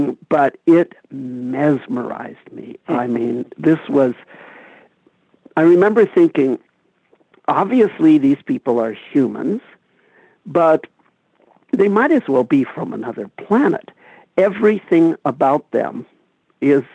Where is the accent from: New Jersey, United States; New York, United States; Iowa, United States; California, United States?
California, United States; Los Angeles; I grew up in Los Angeles in the Eisenhower era in the 1950s